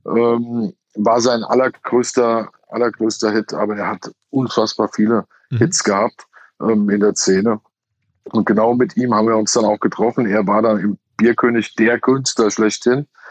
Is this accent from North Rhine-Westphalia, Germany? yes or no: no; Hesse, Germany; bei uns in Hesse